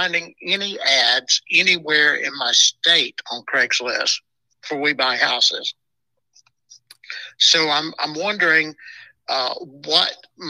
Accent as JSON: {"language": "English", "town": "Gadsden", "region": "Alabama", "country": "United States", "tie": "born or raised there", "said": "my hometown of Gadsden"}